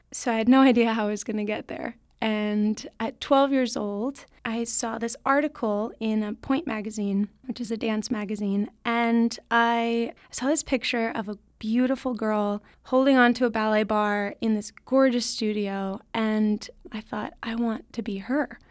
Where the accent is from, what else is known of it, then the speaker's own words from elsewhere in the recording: South Lake Tahoe, California, United States; I grew up in South Lake Tahoe, California, with no ballet training